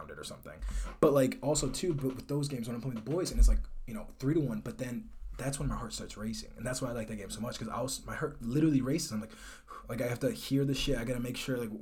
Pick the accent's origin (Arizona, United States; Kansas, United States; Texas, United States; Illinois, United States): Illinois, United States; Chicago; moved away; I'm from Chicago